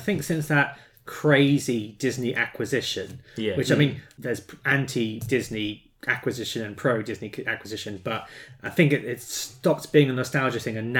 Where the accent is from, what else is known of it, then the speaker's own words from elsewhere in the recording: Hammersmith, London, United Kingdom; born there; And I mean, I was born in Hammersmith, but I thought London sounded better.